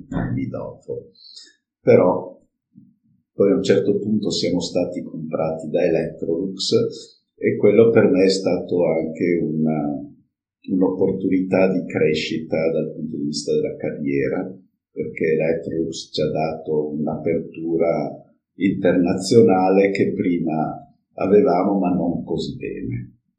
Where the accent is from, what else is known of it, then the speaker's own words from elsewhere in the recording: Friuli-Venezia Giulia, Italy; born there; Io sono nato vicino a Pordenone, in Friuli, e poi, dopo aver fatto il militare, sono andato a lavorare in Zanussi.